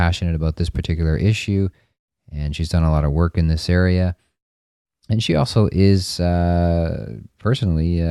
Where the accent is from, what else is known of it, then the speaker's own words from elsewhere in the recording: Toronto, Ontario, Canada; as Torontonians